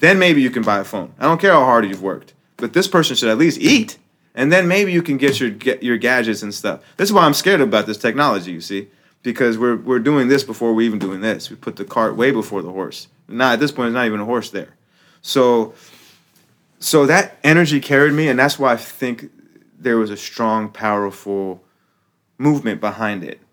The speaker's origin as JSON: {"language": "English", "country": "United States", "said": "I'm American, right? So it's like, I'm a Muslim American"}